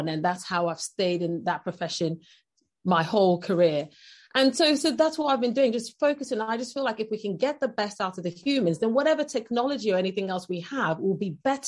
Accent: Nigeria; moved away as an adult; now in United Kingdom; I'm originally from Nigeria, and I lived in Nigeria for the first 17 years of my life. And then I moved over to the UK

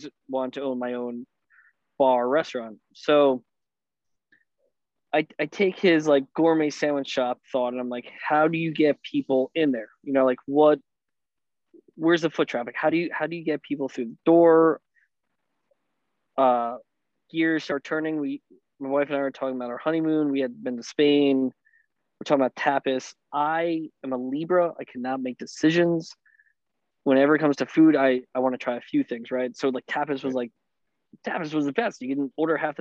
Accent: Bloomfield, New Jersey, United States; also born or lived in Bellmore; I'm from Bloomfield

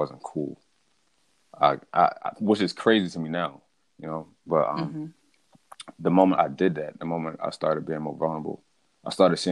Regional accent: Baltimore, Maryland, United States; born and raised in Baltimore, Maryland

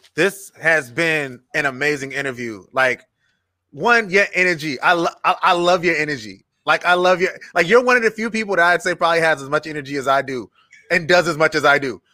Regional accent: North Charleston, South Carolina, United States; I'm from North Charleston, so I have a, a great affinity for the city of North Charleston

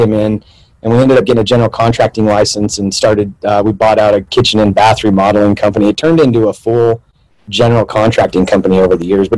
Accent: Pocatello, Idaho, United States; also born or lived in Mexico / Arizona; The day I was born in Idaho, Pocatello, Idaho, and I spent the next 8 years of my life. I had a dad who was a drunk, alcoholic, drugs, so kind of moved all over. I lived in Mexico, Arizona.

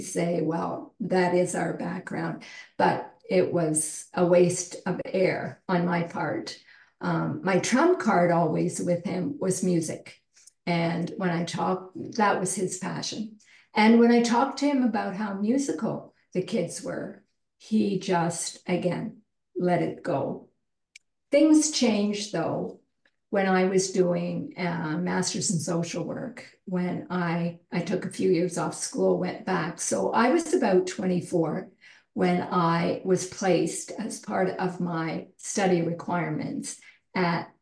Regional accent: Cobourg, Ontario, Canada; also born or lived in southwest Ireland; growing up in Ireland and growing up in Cobourg, a small town that we moved to about 2 hours east of Toronto in the 50s and early 60s

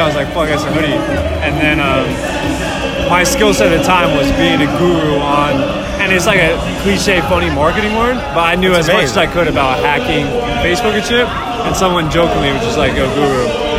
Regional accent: Northern Virginia, United States; In Northern Virginia.

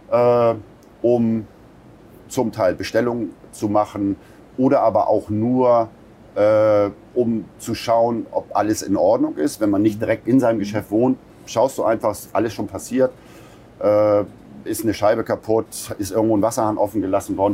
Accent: Buxtehude, Lower Saxony, Germany; moved away as an adult; Buxtehude haben wir uns nach über 20 Jahren äh, Weltenbummlerei äh, haben wir uns entschieden, weil das meine Heimatstadt ist

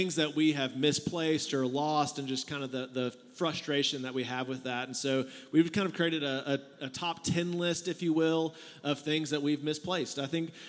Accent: San Antonio, Texas, United States; I'm from San Antonio

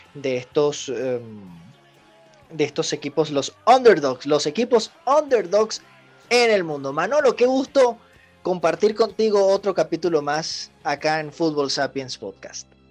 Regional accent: Venezuela; also born or lived in Bogotá; como venezolano

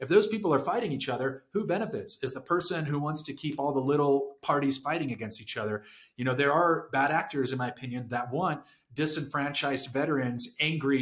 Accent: San Diego, California, United States; also born or lived in Saudi Arabia; I'm from San Diego

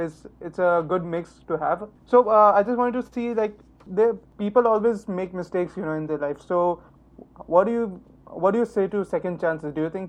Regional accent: Saudi Arabia; moved away as an adult; also born or lived in Oman; I was also born and brought up in Saudi Arabia. And then I did my undergrad in Oman. And then I've never lived in India, but we used to go, you know, my parents are Indian

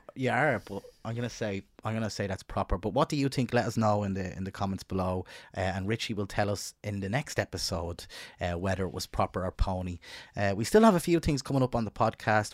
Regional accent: Dublin, Leinster, Ireland; where I grew up in North Dublin

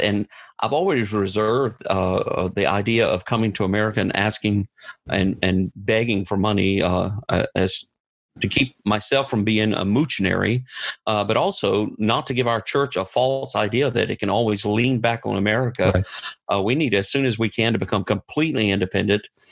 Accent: United States; moved away; I'm I'm an American, and I'm sent and supported by American churches.

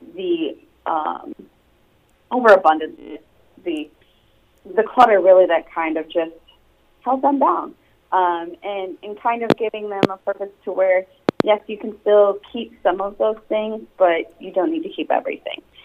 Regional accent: Sturgis, Michigan, United States; moved away as an adult; also born or lived in New York; now in California, United States; I'm actually originally from Sturgis, Michigan.

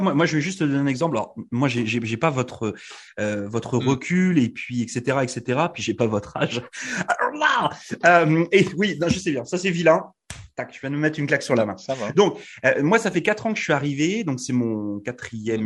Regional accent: Brittany, France; moved away as an adult; now in Canada; je viens de France

